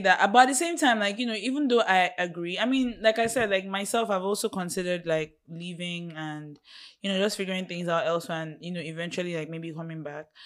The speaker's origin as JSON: {"language": "English", "country": "Nigeria"}